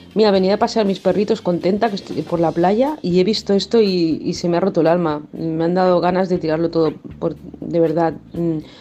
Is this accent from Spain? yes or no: yes; Barcelona, Catalonia, Spain; soy de Barcelona